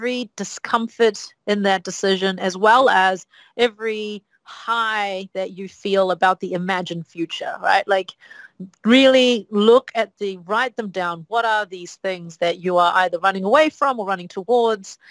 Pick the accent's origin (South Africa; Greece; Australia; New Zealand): New Zealand; moved away as an adult; now in Shanghai, China; I come from New Zealand. New Zealand has, I think, now 5 million people. 4 million was the number when I was a kid